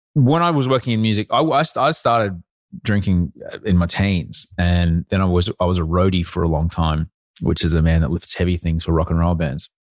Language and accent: English; Brisbane, Queensland, Australia; also born or lived in London; I grew up in Brisbane.